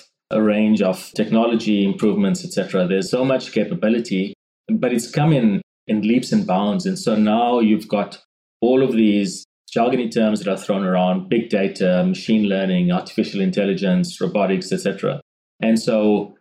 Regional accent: South Africa; moved away as an adult; now in Brisbane, Australia; I was born and raised in South Africa. And that's where the slightly nuanced accent comes from.

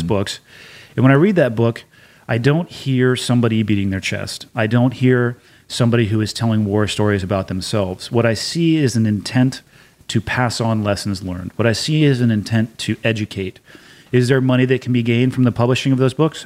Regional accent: Santa Cruz, California, United States; moved away as an adult; I was born and raised in Santa Cruz for all but four years of the the eighteen I lived before actually leaving for boot camp

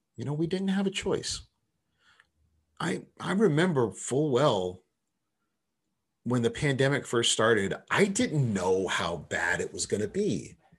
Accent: United States; I'm an American

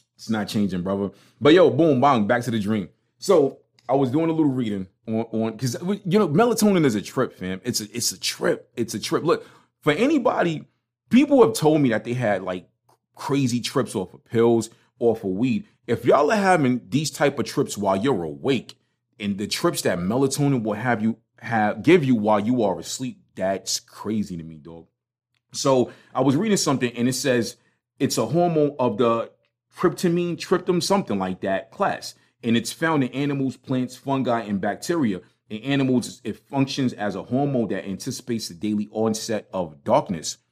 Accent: New York City, New York, United States; accent: Brooklyn; now in Charlotte, United States; I am not denouncing my Brooklyn card. I'ma keep my Brooklyn accent

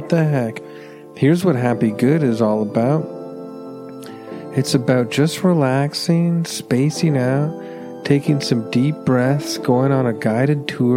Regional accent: Canada; as a Canadian

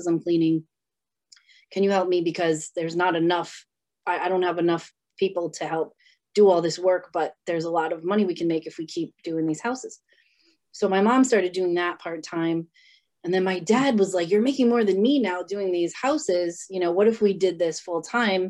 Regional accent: North Providence, Rhode Island, United States; I grew up in Providence, Rhode Island, North Providence to be exact

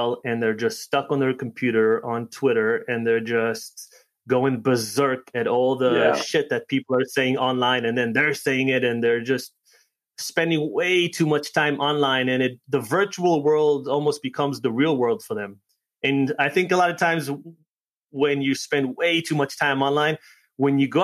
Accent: New York, United States; also born or lived in Connecticut; I'm from New York, and then last 3 months we've spent out here in Connecticut

